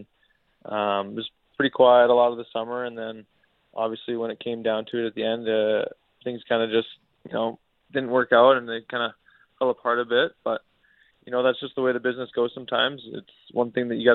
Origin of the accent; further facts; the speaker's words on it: Vancouver, British Columbia, Canada; my hometown team